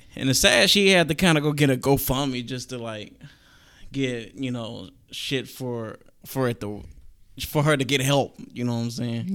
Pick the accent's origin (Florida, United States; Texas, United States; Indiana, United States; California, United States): Texas, United States; Galveston County; I am from Galveston County